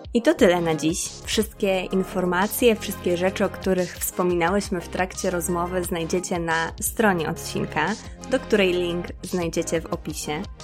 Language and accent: Polish; Czarna Białostocka, Podlaskie Voivodeship, Poland; also born or lived in Białystok; ja się wychowałam w Czarnej Białostockiej